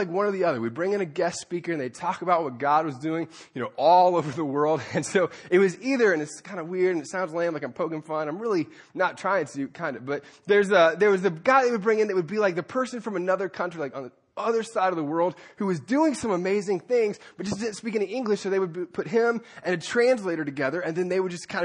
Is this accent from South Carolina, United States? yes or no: yes; Anderson, South Carolina, United States; I grew up in Anderson, South Carolina